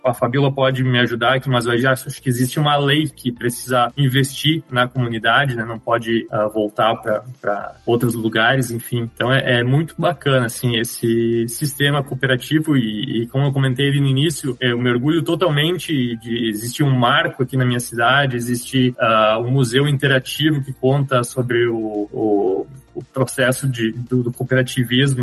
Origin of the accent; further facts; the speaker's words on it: Nova Petrópolis, Rio Grande do Sul, Brazil; Nós somos daqui de Nova Petrópolis